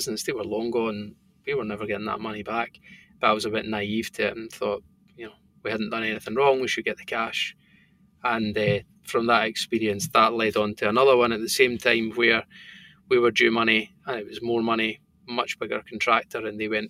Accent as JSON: {"language": "English", "town": "Bo'ness", "region": "Scotland", "country": "United Kingdom", "tie": "born or raised there", "also_born_or_lived": "Stirling", "accent": "thick Scottish", "said": "where I grew up in Bowness"}